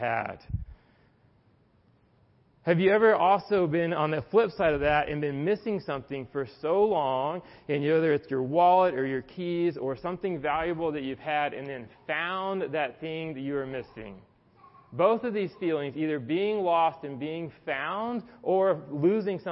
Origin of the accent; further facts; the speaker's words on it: the South, United States; now in Atlanta, United States; I was from the South